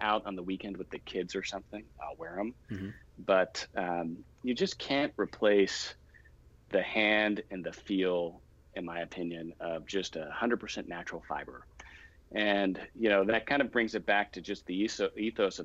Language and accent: English; Houston, Texas, United States; also born or lived in Austin / New York; now in Dallas, United States; I grew up in Houston, went to school in Austin, spent some time in New York, but knew I always wanted to end up back in Texas